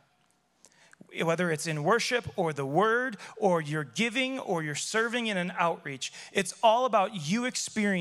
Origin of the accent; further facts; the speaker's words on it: Chicago, Illinois, United States; I grew up in Chicago